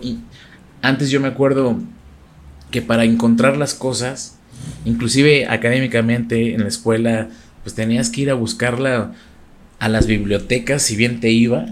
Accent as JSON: {"language": "Spanish", "country": "Mexico", "said": "ser de los primeros mexicanos en abrir un canal de YouTube"}